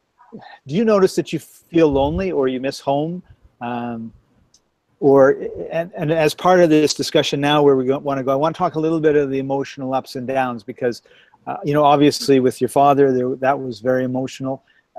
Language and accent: English; Scotland, United Kingdom; So I got, being Scottish, I got crazy glue